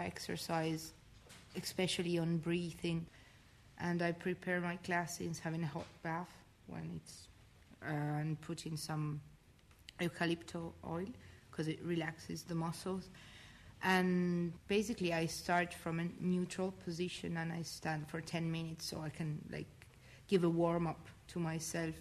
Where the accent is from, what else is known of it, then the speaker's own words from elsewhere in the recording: northern Italy, Italy; English is a second language; moved away as an adult; I come from Italy, from the north of Italy, and I'm here since 1 year.